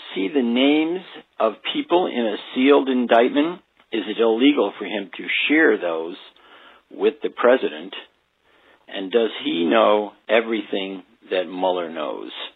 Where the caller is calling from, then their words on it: Saratoga Springs, New York, United States; I'm calling from Saratoga Springs, New York